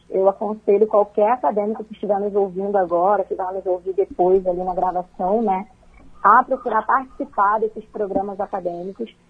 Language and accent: Portuguese; Rio de Janeiro, Brazil; now in Concórdia, Brazil; mas eu sou natural do Rio de Janeiro, já tem quase seis anos que eu vim para Santa Catarina.